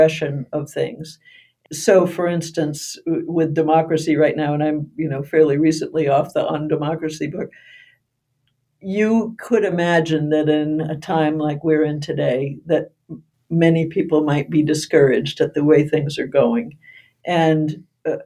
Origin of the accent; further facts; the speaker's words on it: United States; growing up in Brooklyn, a very small town